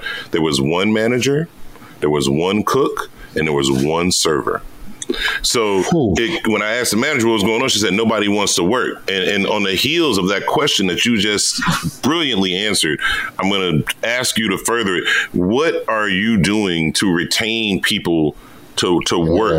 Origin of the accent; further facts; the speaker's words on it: Virginia, United States; moved away; I'm from the Virginia area